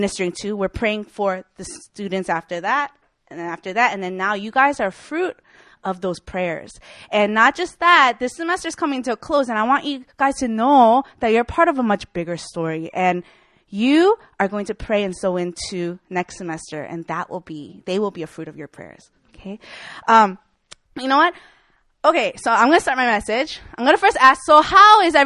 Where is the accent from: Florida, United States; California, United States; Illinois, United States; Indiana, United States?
Illinois, United States; Chicago; now in Seoul, South Korea; I'm from Chicago, Illinois